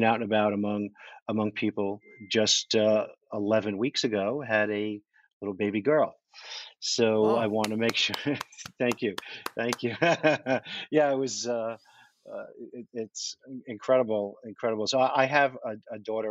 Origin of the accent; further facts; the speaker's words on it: New York, United States; also born or lived in Manhattan; I'm from New York. I lived in Manhattan most of my adult life.